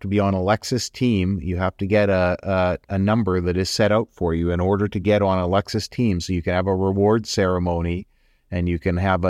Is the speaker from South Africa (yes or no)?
no; Richmond, British Columbia, Canada; I'm originally from Richmond.